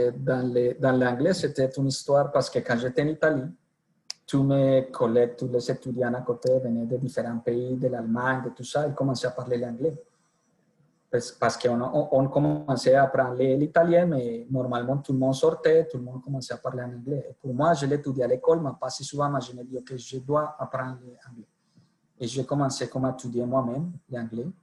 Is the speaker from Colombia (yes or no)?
yes; Colombia; accent: Colombian; French is a second language; moved away as an adult; also born or lived in Italy; pour mon accent, je suis colombien. Je suis né en Colombie. J'ai suivi toutes mes études en Colombie